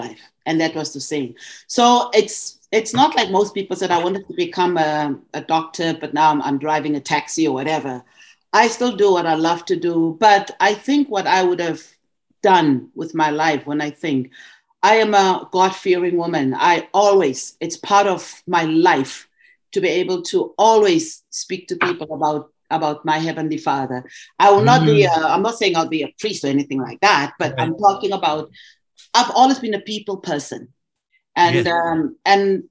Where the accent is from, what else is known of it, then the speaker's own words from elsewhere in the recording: South Africa; moved away as an adult; now in Montreal, Canada; I was from South Africa